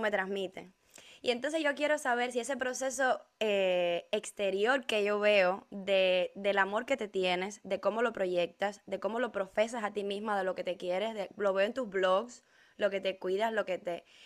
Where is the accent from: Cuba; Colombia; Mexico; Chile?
Cuba; La primera vez que yo salí de Cuba fue a Argentina